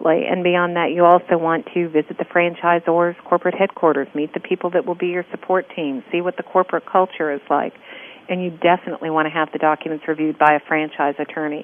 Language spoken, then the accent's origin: English; California, United States; now in Texas, United States; I'm from California